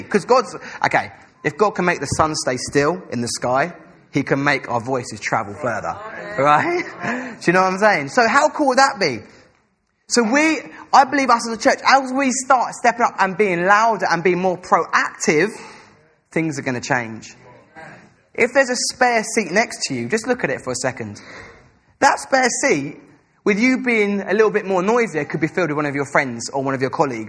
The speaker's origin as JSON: {"language": "English", "region": "England", "country": "United Kingdom", "said": "Us as English people like to be reserved. I know I come from a really, really traditional English family where everyone sits at dinner table."}